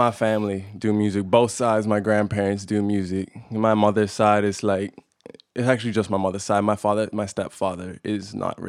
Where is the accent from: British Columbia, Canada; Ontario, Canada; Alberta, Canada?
British Columbia, Canada; Kelowna; Born and raised Kelowna.